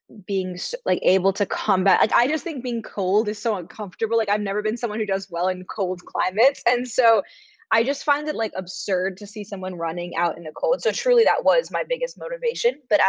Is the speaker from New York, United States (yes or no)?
yes; New York City, New York, United States; I grew up in New York City